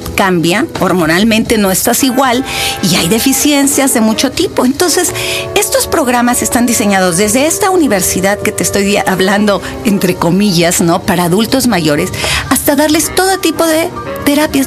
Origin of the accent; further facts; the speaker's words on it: Mexico City, Mexico; yo soy ciudadana de Benito Juárez. Ahí nací, ahí crecí, ahí estudié.